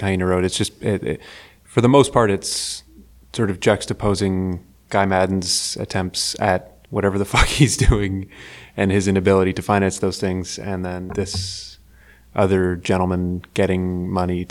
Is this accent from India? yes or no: no; Canada